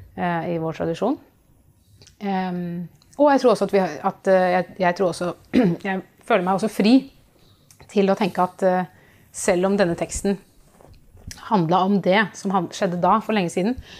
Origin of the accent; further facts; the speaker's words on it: Oslo, Norway; jeg kommer fra Oslo. Jeg eh, vokste opp i Oslo.